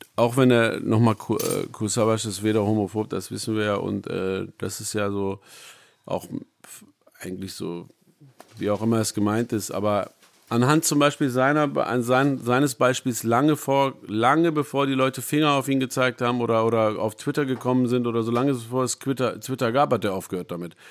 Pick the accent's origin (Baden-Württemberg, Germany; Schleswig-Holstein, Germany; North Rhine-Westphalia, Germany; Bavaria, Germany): North Rhine-Westphalia, Germany; Essen; also born or lived in Iran / Düsseldorf; Ich liebe natürlich meine Heimat, Essen